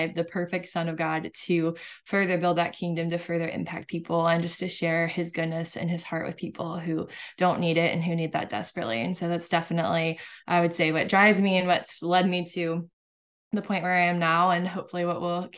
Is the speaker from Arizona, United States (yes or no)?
no; California, United States; So I grew up in Southern California. Mm-hmm. And so Mexico was like a 30-minute drive away.